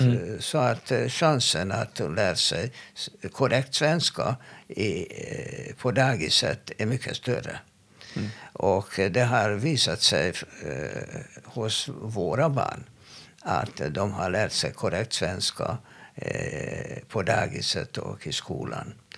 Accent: Hungary; Swedish is a second language; now in Sweden; jag är från Ungern

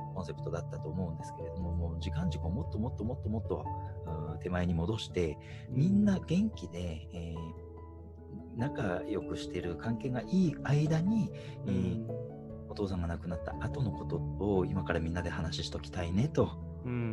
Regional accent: Toyama, Japan; 僕はまあ生まれも育ちも富山なので

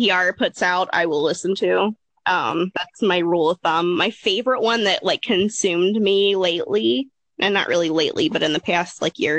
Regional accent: Appalachia, United States; I grew up in Appalachia

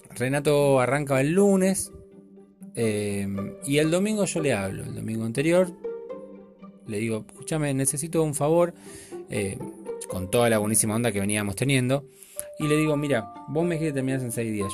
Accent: Buenos Aires, Argentina; yo soy argentino hasta la muerte y, mi sangre y sangre gaucha, eh, porteña

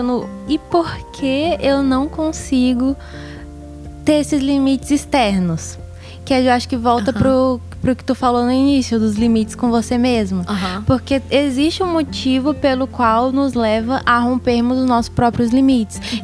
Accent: Brazil; A gente é brasileiro

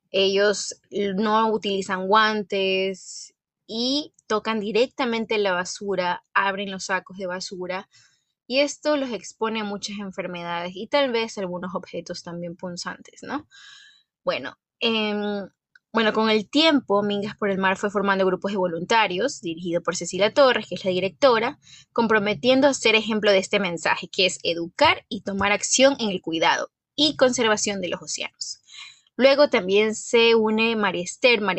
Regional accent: Guayaquil, Guayas, Ecuador; aproximadamente como una hora y media de Guayaquil, que es de donde soy, la ciudad de Guayaquil.

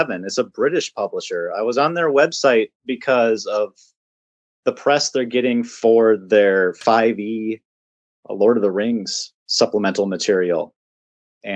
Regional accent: Winona, Minnesota, United States; I'm actually from Winona, Minnesota.

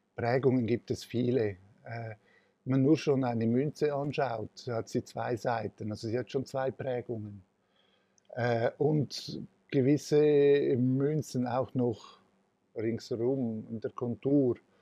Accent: Switzerland; Ich bin, äh, als, äh, gebürtiger Italiener von Gastarbeitern in der Schweiz, äh, auf die Welt gekommen, hatte die Kindheit auch so verbringen dürfen.

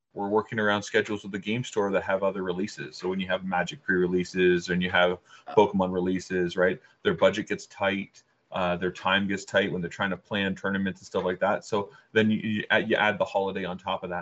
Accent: Canada; we're Canadian

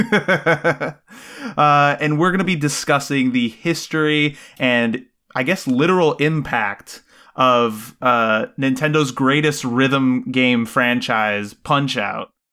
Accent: Puerto Rico; growing up in Puerto Rico

